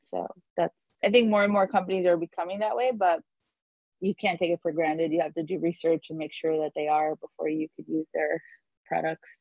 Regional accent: New York, United States; moved away as an adult; now in Miami, United States; I'm an attorney from New York

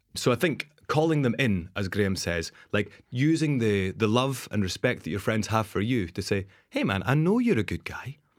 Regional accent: Dundee, Scotland, United Kingdom; moved away as an adult; also born or lived in Amsterdam / Geneva / New Zealand; my really toxic behaviors that I came from Dundee

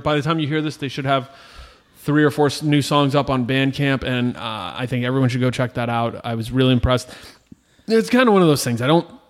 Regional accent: United States; We're from Bricktown.

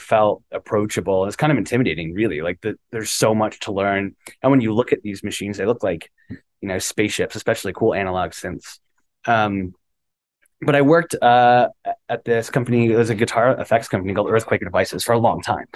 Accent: Westlake, Ohio, United States; we grew up in Westlake, Ohio

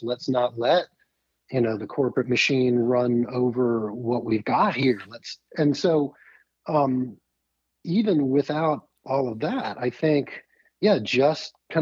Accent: Annapolis, Maryland, United States; I grew up in Annapolis

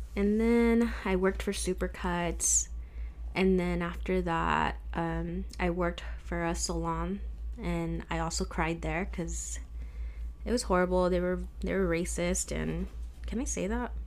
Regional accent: Riverside, California, United States; I grew up here in Riverside, California, and I've stayed around here.

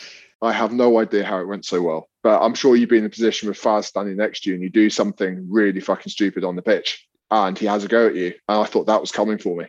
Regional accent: London, United Kingdom; I grew up in London

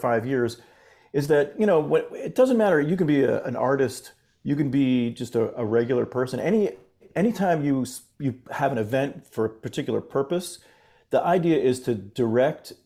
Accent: Fort Lauderdale, Florida, United States; moved away as an adult; now in San Francisco, United States; I grew up in Florida. You know, I grew up in the Fort Lauderdale area. But now I live out in San Francisco

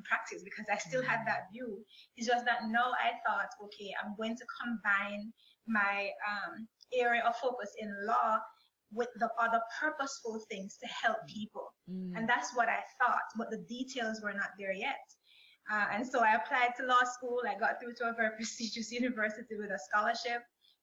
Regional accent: Jamaica; moved away as an adult; now in United States; I'm originally from Jamaica. And I came to the United States in 2015

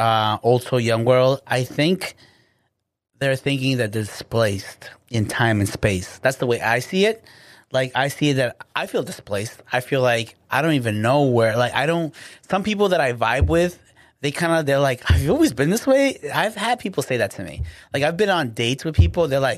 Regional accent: Guatemala; No, I'm like Guatemalan. Okay. Straight up, like hardcore blood.

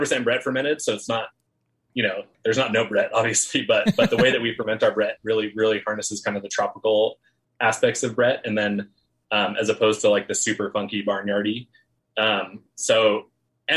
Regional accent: California, United States; I never tell people I'm from California

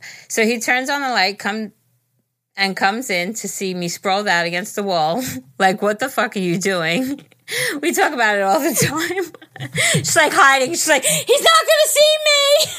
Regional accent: Pittsburgh, Pennsylvania, United States; I'm from Pittsburgh.

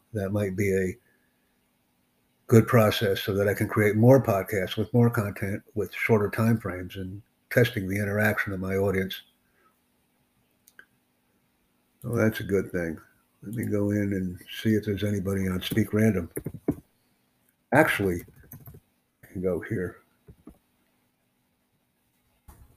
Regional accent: United States

